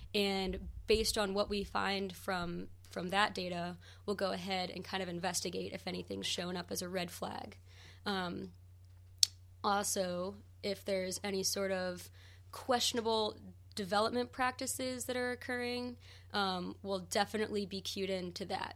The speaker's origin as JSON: {"language": "English", "town": "St. Louis", "region": "Missouri", "country": "United States", "tie": "born or raised there", "moved": "yes", "lives_now": "Western North Carolina, United States", "said": "I'm originally from Saint Louis, Missouri, so I grew it up, grew up right along the banks of the Mississippi River."}